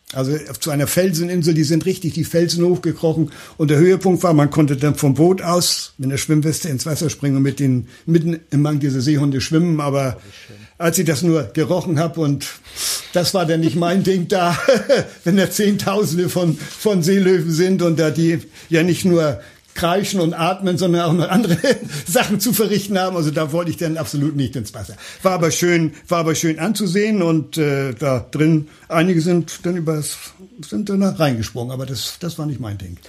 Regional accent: Hamburg, Germany; aus meiner Geburtsstadt

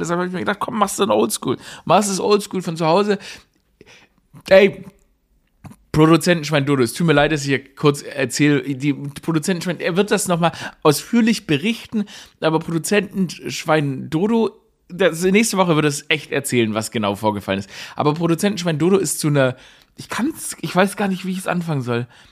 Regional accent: Germany; wenn man aufgewachsen ist in Deutschland in dieser Zeit, wie ich

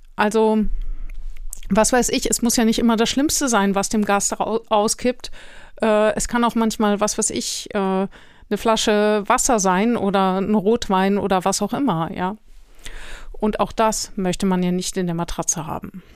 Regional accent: Germany; für uns als Deutsche

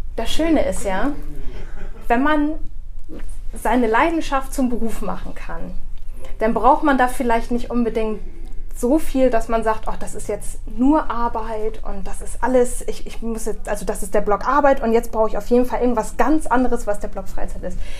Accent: Bremerhaven, Bremen, Germany; ich wurde in Bremerhaven auch geboren

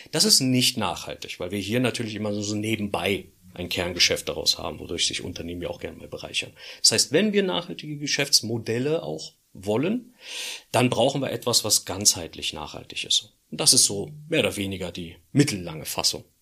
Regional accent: Berlin, Germany; als Berliner

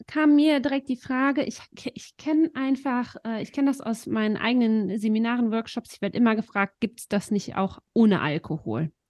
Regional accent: Eifel, Germany; bei uns in der Eifel

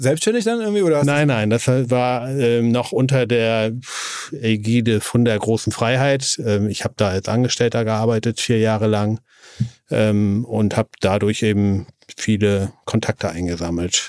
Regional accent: East Frisia, Lower Saxony, Germany; moved away as an adult; now in Hamburg, Germany; in Ostfriesland, ja, ja, wo ich im Prinzip her, wo ich herkomme

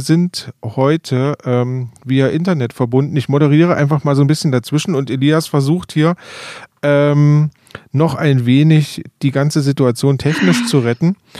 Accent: Rhön, Germany; bei uns in der Rhön einfach mal die klimatischen Bedingungen doch sehr schlecht sind

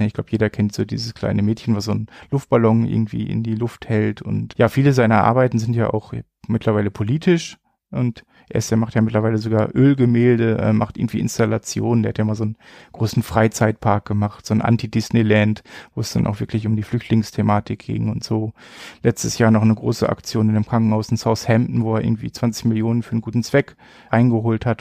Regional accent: Bielefeld, North Rhine-Westphalia, Germany; moved away as an adult; now in Paderborn, Germany; Geboren bin ich tatsächlich in Bielefeld, bin dann so vor knapp 15 Jahren, glaube ich, fürs Studium nach Paderborn gezogen

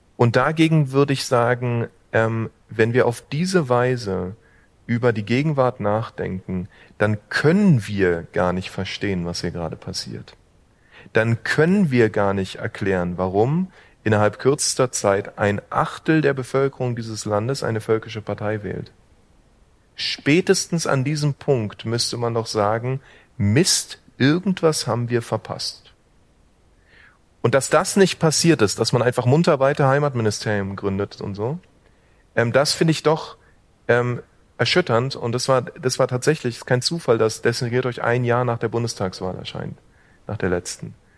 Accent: Berlin, Germany; einem ähm, Berliner wie mir

